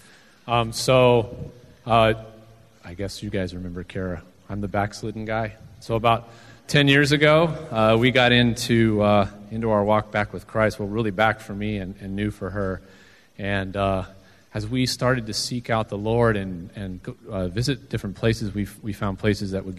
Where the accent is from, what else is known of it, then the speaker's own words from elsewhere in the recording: Southwest, United States; I'm actually from the Southwest